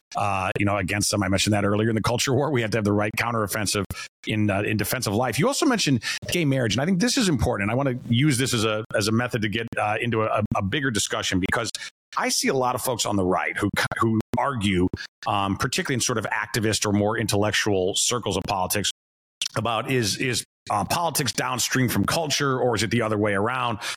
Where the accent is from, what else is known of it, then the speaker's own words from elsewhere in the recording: Chicago, Illinois, United States; moved away as an adult; as a Chicagoan uh, to have to sort of own this as somebody who used to live in Chicago